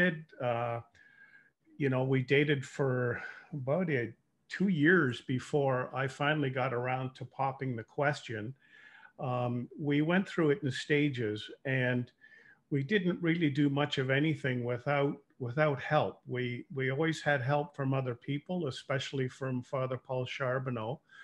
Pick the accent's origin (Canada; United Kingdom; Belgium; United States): Canada; Toronto, Ontario; moved away as an adult; now in Windsor, Canada; I was born and raised in Toronto